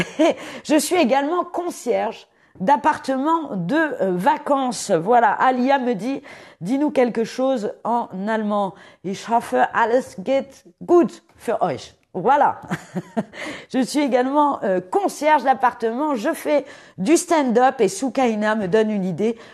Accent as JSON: {"language": "French", "town": "Paris", "region": "Île-de-France", "country": "France", "tie": "born or raised there", "said": "J'ai grandi à Paris"}